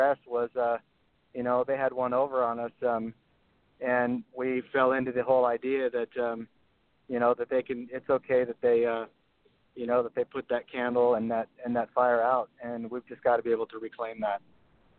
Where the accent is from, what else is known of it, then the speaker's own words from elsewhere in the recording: Hawaii, United States; I grew up in Hawaii and surfing and all that kind of stuff.